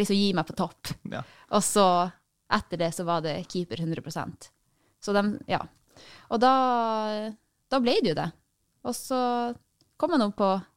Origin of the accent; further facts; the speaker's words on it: Tromsø, Troms, Norway; moved away; Jeg er fra Tromsø.